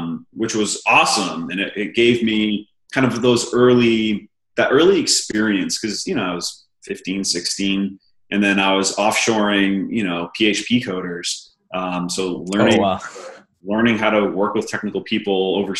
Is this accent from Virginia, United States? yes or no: no; Maine, United States; moved away; also born or lived in Los Angeles; I grew up in small town Maine, one stoplight and a gas station.